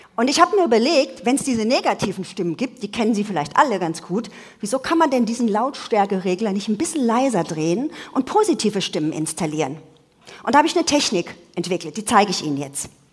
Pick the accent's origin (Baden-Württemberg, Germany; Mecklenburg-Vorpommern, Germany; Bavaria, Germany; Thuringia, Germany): Bavaria, Germany; Munich; ich komme ja aus München